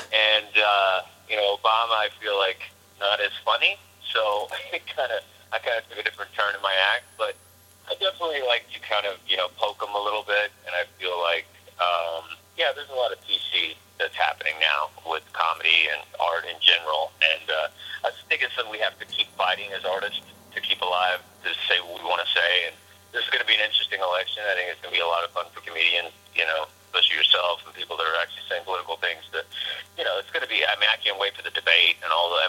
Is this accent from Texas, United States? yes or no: yes; Texas, United States; I come from Texas, and I sport a bit of a cowboy look, sure.